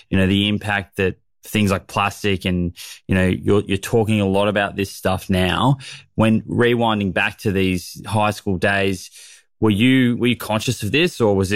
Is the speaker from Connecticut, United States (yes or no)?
yes; Waterbury, Connecticut, United States; I grew up in Waterbury, Connecticut.